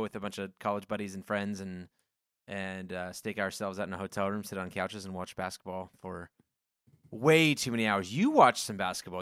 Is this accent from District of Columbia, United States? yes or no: no; Coeur d'Alene, Idaho, United States; moved away; I grew up in Coeur d'Alene